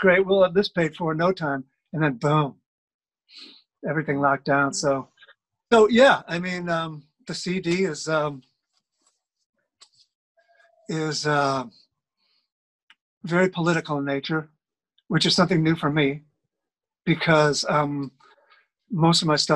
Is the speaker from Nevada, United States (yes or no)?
no; Chicago, Illinois, United States; moved away as an adult; also born or lived in Boston / New York; now in Germany; I grew up in Chicago